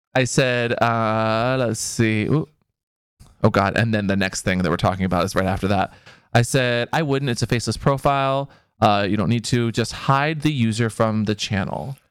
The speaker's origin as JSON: {"language": "English", "town": "Seattle", "region": "Washington", "country": "United States", "tie": "born or raised there", "said": "because I grew up in Seattle"}